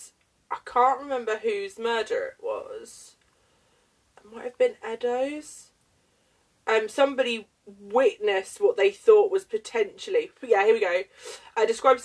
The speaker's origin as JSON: {"language": "English", "region": "England", "country": "United Kingdom", "tie": "born or raised there", "said": "I grew up in England."}